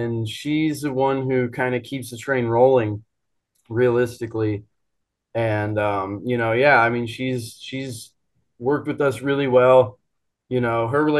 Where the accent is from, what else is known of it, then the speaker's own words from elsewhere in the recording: Phoenix, Arizona, United States; It was in Phoenix, in my hometown